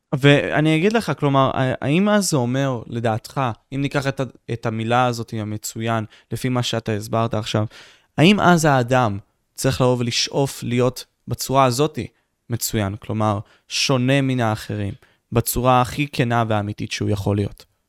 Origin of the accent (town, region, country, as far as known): Israel